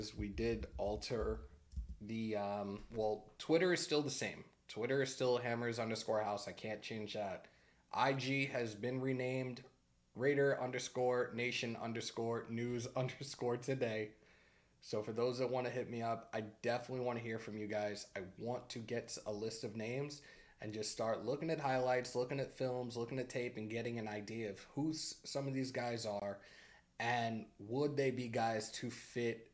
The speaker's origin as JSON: {"language": "English", "region": "Northeast", "country": "United States", "said": "I'm from the Northeast"}